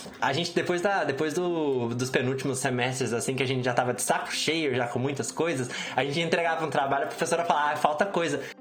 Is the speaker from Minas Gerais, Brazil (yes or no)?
yes; Minas Gerais, Brazil; moved away as an adult; now in São Paulo, Brazil; eu fiz matemática em Minas, de onde eu sou. Eu não tenho mais sotaque porque são quase oito anos em São Paulo